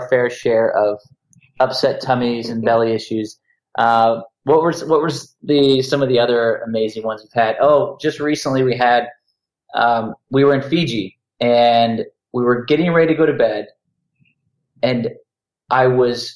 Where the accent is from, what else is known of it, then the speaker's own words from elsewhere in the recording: United States; being an American